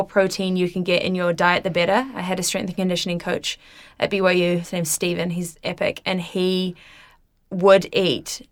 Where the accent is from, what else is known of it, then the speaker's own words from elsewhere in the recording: Wellington, New Zealand; moved away; also born or lived in United States; I'm originally from Wellington